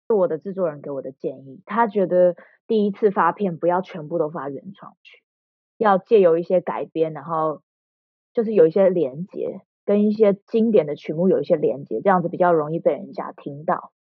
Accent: Taiwan; moved away as an adult; 我在台湾长嗯大

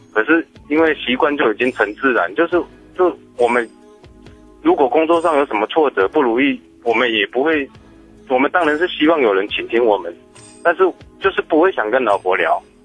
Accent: Taiwan; 而我们台湾人就不一样啊

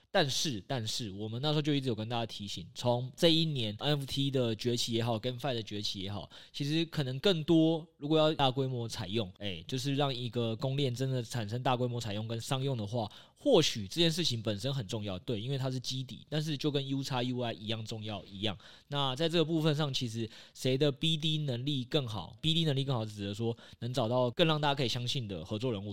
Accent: Taiwan; 我们台湾人最熟知的房地产

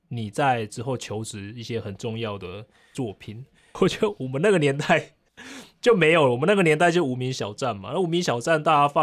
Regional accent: Taiwan; ，我可能我要因为来做环保志工，我需要几天的住宿时间

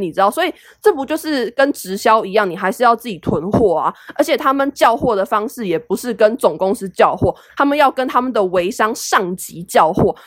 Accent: Taiwan; 因为台湾人没有人会说视频，我们从小到大都是说影片

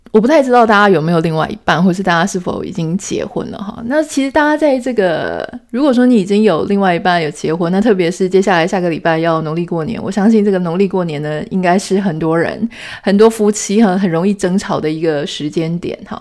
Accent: Taiwan; 台湾，我们是土生土长的，呃，台湾的女性

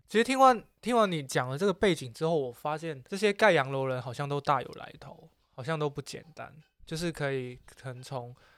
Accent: Macau; moved away; 小时候在澳门，然后看香港的 T V B 嘛

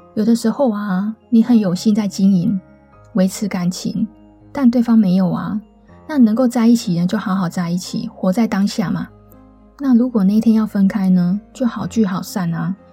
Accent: Taipei, Taiwan; also born or lived in Taichung; 我是台北人嘛，然后我就到台中念书

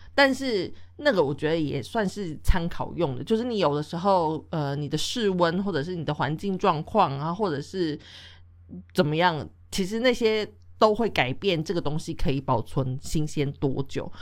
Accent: Taiwan; moved away; also born or lived in Europe; 我们来自的国家不一样，像台湾就是一个非常 气候就是潮湿啊、闷热嘛

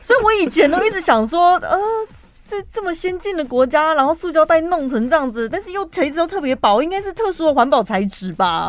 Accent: Taiwan; 我们台湾人也是讲华语的嘛

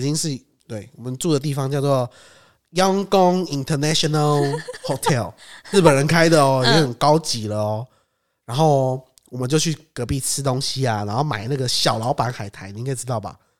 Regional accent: Taiwan; 身为台湾人

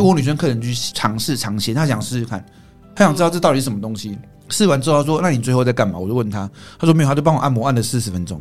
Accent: Taiwan; 我们台湾人是比较含蓄一点

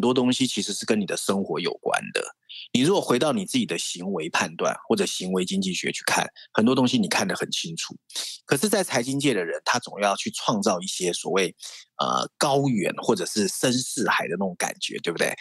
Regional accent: Taiwan; moved away as an adult; also born or lived in mainland China; 我们台湾人

